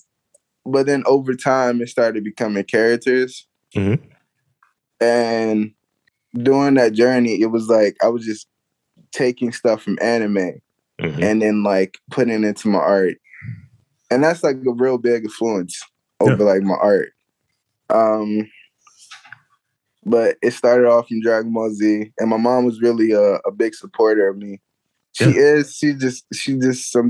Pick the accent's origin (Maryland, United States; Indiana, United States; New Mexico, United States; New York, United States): Maryland, United States; Prince George's County; moved away as an adult; now in Baltimore, United States; I'm originally from PG County